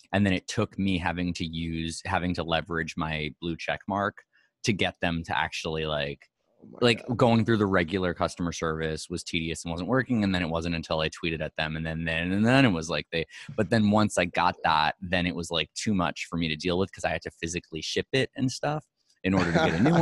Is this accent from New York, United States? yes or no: yes; New York, United States; being a New Yorker